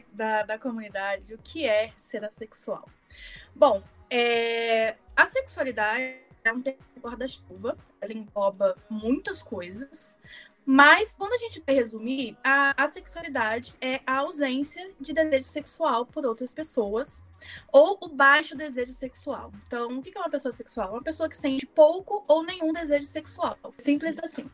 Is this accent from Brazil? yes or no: yes; Minas Gerais, Brazil; accent: mineiro; eu sou mineira, então se o sotaque sair aí, vocês já sabem de onde que é.